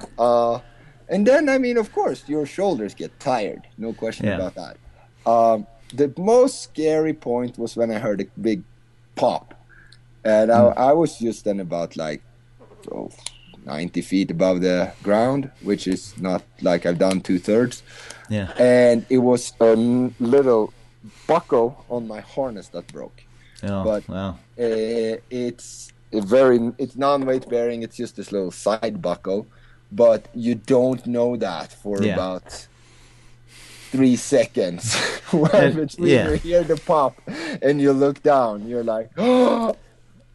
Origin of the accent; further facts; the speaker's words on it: Sweden; moved away; I'm from Sweden